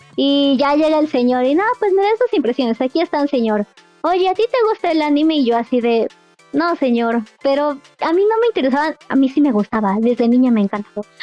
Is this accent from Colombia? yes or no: no; Querétaro, Mexico; moved away as an adult; soy de Querétaro, me tuve que regresar a Querétaro